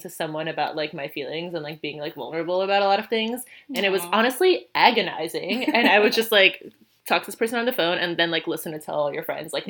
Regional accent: New York City, New York, United States; also born or lived in Manhattan; I went to school in Manhattan, but I'm from Brooklyn

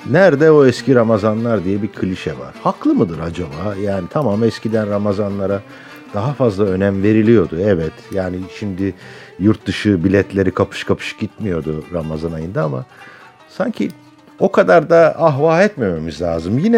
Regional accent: Gaziantep, Turkey; Erzurum, konuştuk Gaziantep, memleketimiz

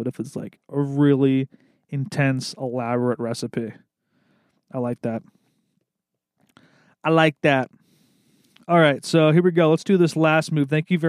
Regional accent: the South, United States; I grew up in the South, and chicken wings were a staple for every Sunday football week

